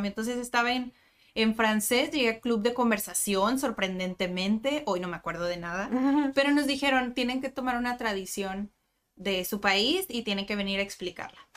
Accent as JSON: {"language": "Spanish", "country": "Mexico", "said": "me pasa que, pues los mexicanos somos así, ¿no? Como ruidosos"}